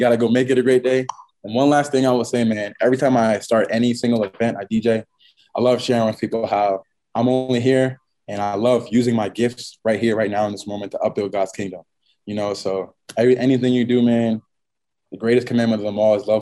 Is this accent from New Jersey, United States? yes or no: yes; Franklin, New Jersey, United States; my hometown, Franklin, New Jersey.